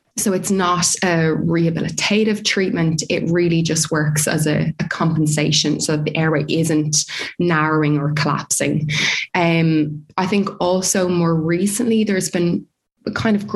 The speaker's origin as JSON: {"language": "English", "town": "Dublin", "region": "Leinster", "country": "Ireland", "also_born_or_lived": "New Zealand / South Australia", "moved": "as an adult", "lives_now": "Australia", "said": "I'm originally from Dublin in Ireland, as you can probably tell from my accent."}